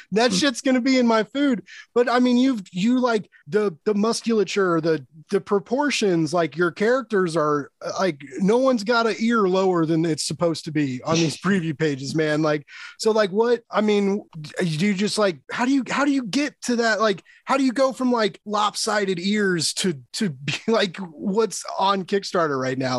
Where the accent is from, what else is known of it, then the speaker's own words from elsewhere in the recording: Kansas City, United States; I'm from Kansas city